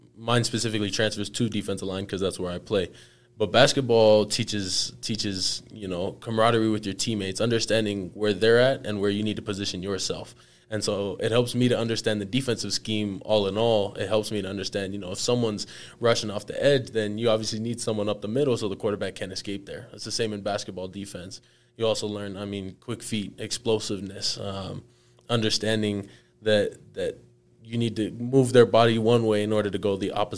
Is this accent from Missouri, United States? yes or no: no; Chino Hills, California, United States; also born or lived in Mission Viejo, California; I grew up in the Inland Empire of California, originally in Chino Hills